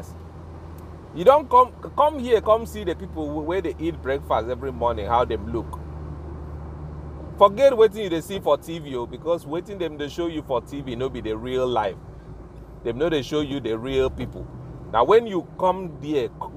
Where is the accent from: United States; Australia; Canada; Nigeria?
Nigeria; Ibibio, Akwa Ibom; first language Ibibio; English is a second language; I'm a member of the Ibibio clan for life. Ibibio is my first language